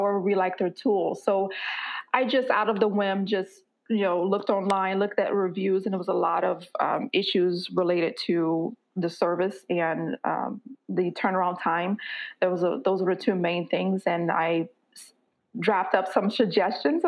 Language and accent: English; Florida, United States; moved away as an adult; now in Mountain View, United States; I was born and raised in Florida. I reside, however, in the San Francisco Bay Area, California, so a little city called Mountain View